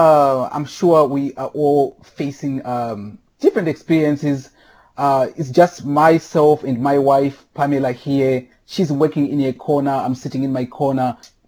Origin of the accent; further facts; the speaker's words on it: Rusape, Manicaland, Zimbabwe; moved away as an adult; now in Chicago, United States; I was born and raised in Rusape, Zimbabwe. I was born and raised on a family farm.